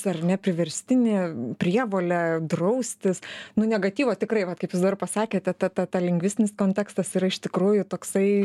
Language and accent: Lithuanian; Lithuania; mes lietuviai